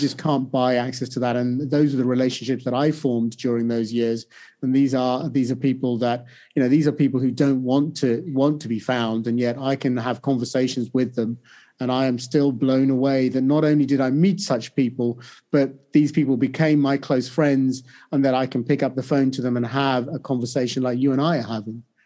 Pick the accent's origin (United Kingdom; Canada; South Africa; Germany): United Kingdom; also born or lived in India; I grew up in the U K